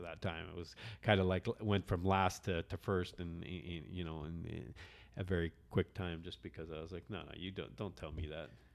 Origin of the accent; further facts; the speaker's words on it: Canada; I'm Canadian